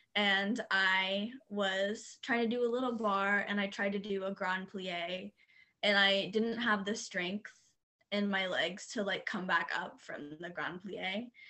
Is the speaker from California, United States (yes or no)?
no; Dayton, Ohio, United States; also born or lived in Washington; i'm from um, dayton ohio